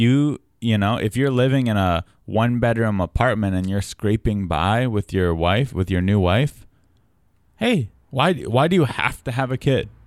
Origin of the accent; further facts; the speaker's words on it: San Diego, California, United States; I was from San Diego